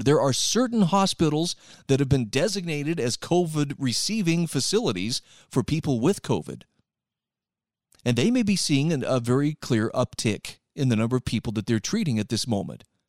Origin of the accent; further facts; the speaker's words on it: Utah, United States; my home state of Utah